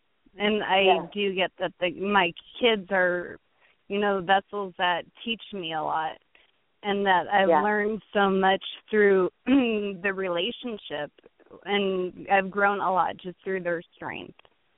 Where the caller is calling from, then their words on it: Lathrop, California, United States; Lathrop, California.